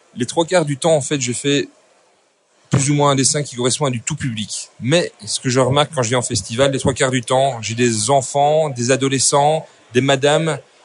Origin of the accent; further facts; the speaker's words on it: Belgium; also born or lived in Brussels; Je suis belge, donc je suis artistiques, études artistiques 1, 2, 3 à Bruxelles